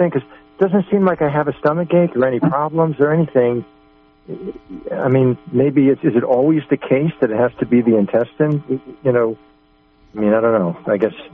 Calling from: Arcata, California, United States; i uh, I'm from Arcata, uh, California.

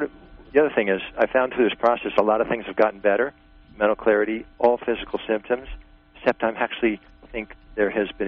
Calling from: New York, United States; I actually have two questions. I'm from New York.

